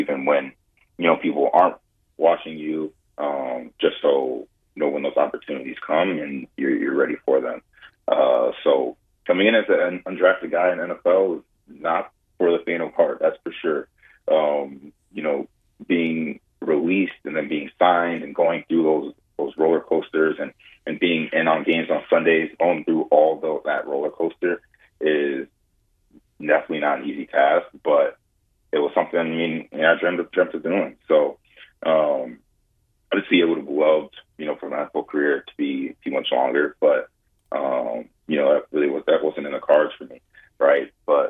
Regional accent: Ohio, United States; Obviously, growing up in Ohio, we had parents that both went to Ohio State

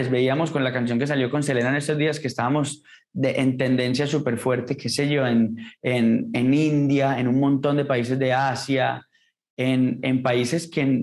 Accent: Colombia; Este álbum es testimonio de eso, de aquello que ha sido cierto como colombiano todo el tiempo.

